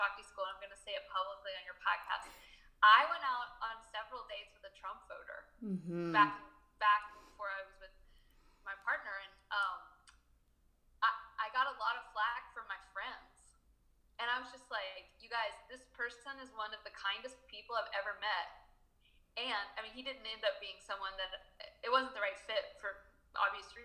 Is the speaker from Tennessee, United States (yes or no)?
no; Charlottesville, Virginia, United States; moved away as an adult; also born or lived in Spain / San Francisco; my hometown in Charlottesville